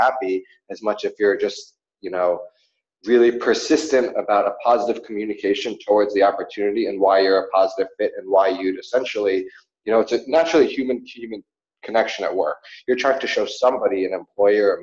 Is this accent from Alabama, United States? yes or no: no; New York, United States; moved away as an adult; also born or lived in Australia; growing up in New York and just, you know, it was always kind of the same